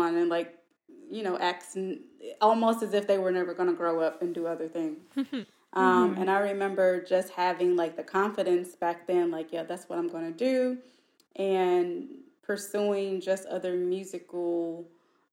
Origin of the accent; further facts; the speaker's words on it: St. Louis, Missouri, United States; moved away; I'm from St. Louis originally